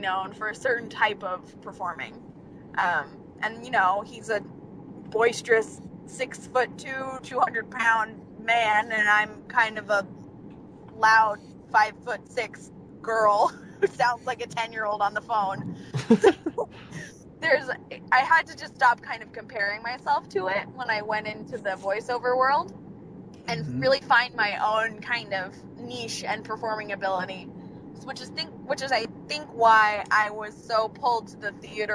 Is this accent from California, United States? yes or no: yes; Ventura, California, United States; also born or lived in Burbank, California; I was born in Burbank, right near all of the studios that my dad worked at, and he decided he didn't want to be in LA at the end of the day anymore, so we moved out to Ventura, California